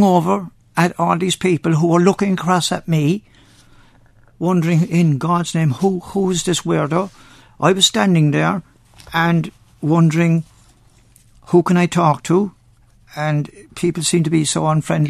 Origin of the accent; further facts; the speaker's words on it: Cork, Munster, Ireland; accent: Cork; moved away; also born or lived in Shepherd's Bush, London; I was from Cork